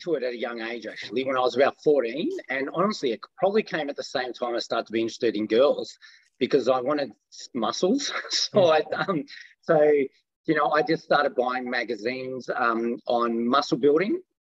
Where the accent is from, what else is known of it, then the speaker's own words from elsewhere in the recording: Melbourne, Victoria, Australia; Well mate, it was, so I've never really lived anywhere else.